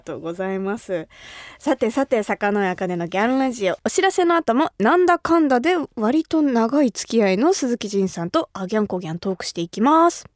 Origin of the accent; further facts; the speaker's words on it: Kumamoto, Japan; 私が生まれ育った熊本